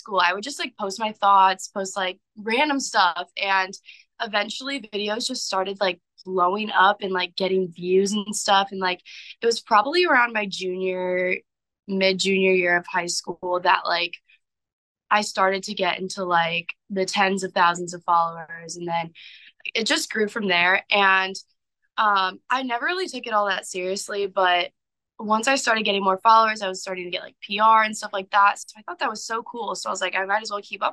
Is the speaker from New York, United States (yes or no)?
no; St. Louis, Missouri, United States; moved away as an adult; also born or lived in Tuscaloosa, Alabama; I was born and raised in St. Louis. I've lived here all my life.